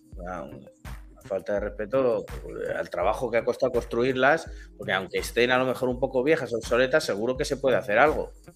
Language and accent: Spanish; Spain; yo soy español, nací en España, me he criado en España, he crecido en España